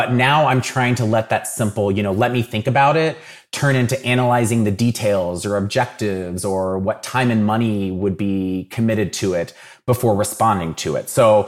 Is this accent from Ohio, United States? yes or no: yes; Dayton, Ohio, United States; So I'm from Dayton originally. So I grew up watching the Dayton Flyers and have always been very heavily into college basketball.